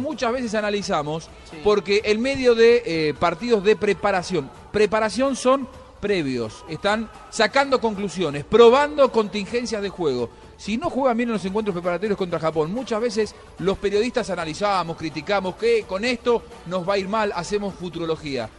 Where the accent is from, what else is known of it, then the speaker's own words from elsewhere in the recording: Morón, Buenos Aires Province, Argentina; yo soy de Morón